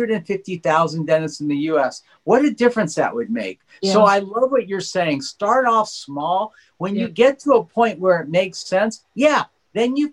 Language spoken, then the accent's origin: English; Los Angeles, California, United States; I grew up in Granada Hills, not so wealthy